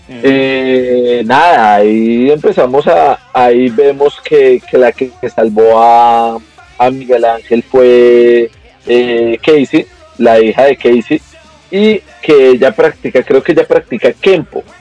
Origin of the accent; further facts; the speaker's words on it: Colombia; Yo sí soy colombiano